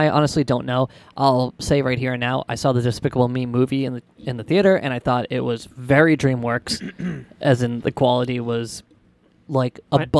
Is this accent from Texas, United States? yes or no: no; Massachusetts, United States; and we're Massachusetts.